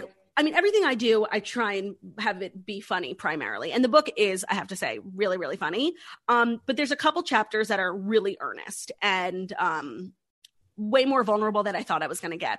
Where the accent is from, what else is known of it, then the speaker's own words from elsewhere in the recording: New York City, New York, United States; it was in my hometown